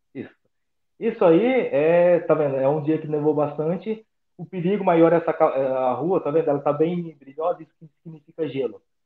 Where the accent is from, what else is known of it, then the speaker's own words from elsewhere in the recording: São José do Rio Preto, São Paulo, Brazil; moved away as an adult; also born or lived in Buenos Aires, Argentina / Jaú, São Paulo; a cidade natal é São José do Rio Preto.